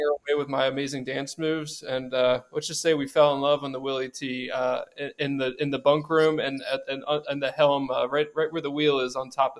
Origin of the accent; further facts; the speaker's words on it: Reisterstown, Maryland, United States; now in Virgin Islands; I'm from Reisterstown, Maryland.